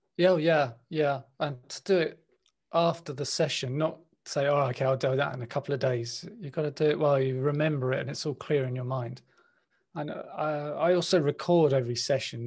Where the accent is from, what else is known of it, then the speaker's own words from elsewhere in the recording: London, United Kingdom; I was born in West London. I grew up in West London